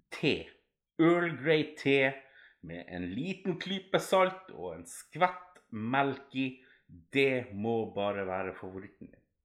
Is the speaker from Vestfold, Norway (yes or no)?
no; Alta, Finnmark, Norway; moved away as an adult; Nei, jeg bor ikke i Alta, men jeg kommer opprinnelig derifra. Jeg flytta ifra Alta da jeg var sånn ca. 17 år